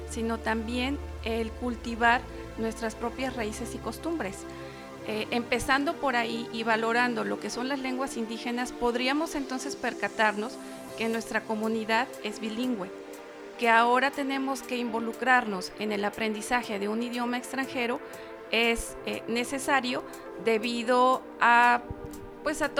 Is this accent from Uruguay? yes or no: no; Cuetzalan, Puebla, Mexico; now in Zacapoaxtla, Mexico; Yo soy originaria de Cuetzala.